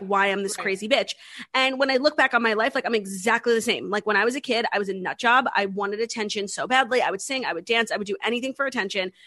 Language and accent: English; New York City, New York, United States; it was in my hometown